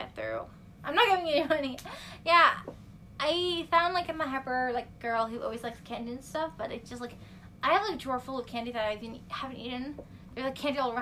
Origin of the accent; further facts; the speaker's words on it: North Carolina, United States; we're from North Carolina